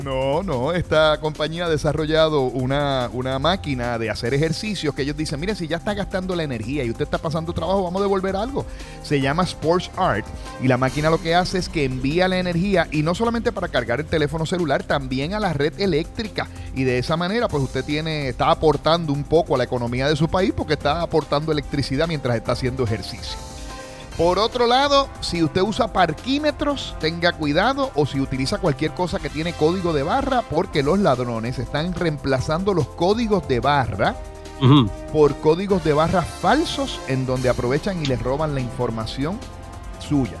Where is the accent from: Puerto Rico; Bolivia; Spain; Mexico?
Puerto Rico; los puertorriqueños tenemos ciudadanía norteamericana